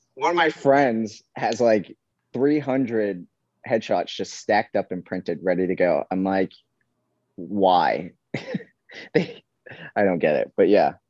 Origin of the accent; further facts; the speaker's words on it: New York, United States; now in Hawaii, United States; I'm from New York